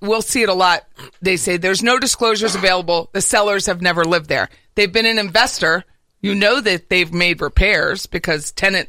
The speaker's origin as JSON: {"language": "English", "region": "Pennsylvania", "country": "United States", "said": "I'm from Pennsylvania."}